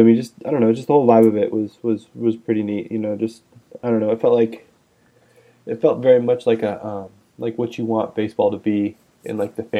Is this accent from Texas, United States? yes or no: no; Northern California, United States; born and raised West Coast, right, all the way.